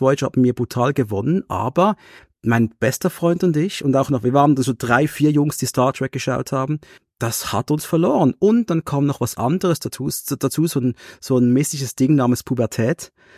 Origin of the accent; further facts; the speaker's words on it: Switzerland; es war wirklich für wir Schweizer, wir haben eine sprachliche Störung